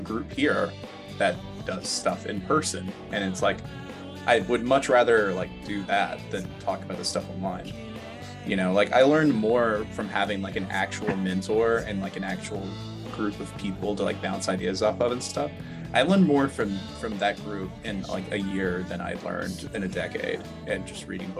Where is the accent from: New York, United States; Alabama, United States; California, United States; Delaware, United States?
Alabama, United States; moved away as an adult; also born or lived in Atlanta; now in Minneapolis, United States; I'm from Alabama originally